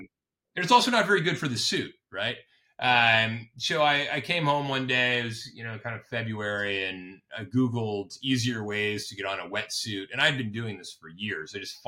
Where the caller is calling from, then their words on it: Hudson Valley, New York, United States; I am calling from upstate New York. We are in Hudson Valley, New York, about 2 hours north of Manhattan.